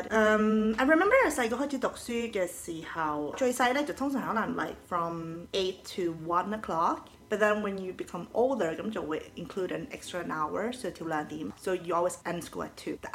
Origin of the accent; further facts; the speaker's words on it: Helsingborg, Skåne, Sweden; 其實 I'm actually from a city that's called Helsingborg. In Swedish, we call it Helsingborg.